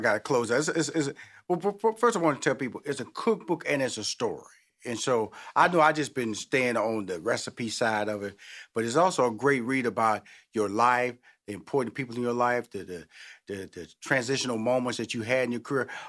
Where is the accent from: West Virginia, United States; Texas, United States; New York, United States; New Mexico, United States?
Texas, United States; Houston; Well, first of all, I'm amazed that, because I'm from Houston, Texas.